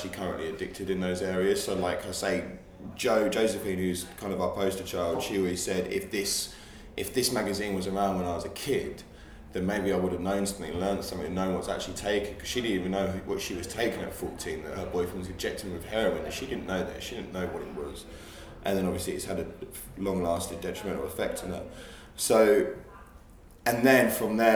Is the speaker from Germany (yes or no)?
no; Hastings, South East England, United Kingdom; moved away; I'm originally from Hastings, which is by the sea